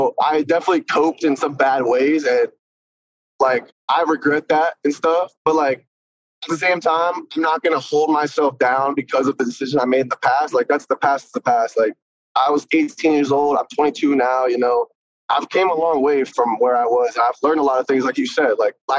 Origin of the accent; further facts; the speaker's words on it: North Carolina, United States; born there; also born or lived in Philadelphia / Ventura County / New Jersey / San Diego; So I was born in North Carolina. Then like 2 years later, I moved to Philly. 2 years later, I moved to like Ventura County around Thousand Oaks. And then I moved to New Jersey. And then I came back and I moved to SD.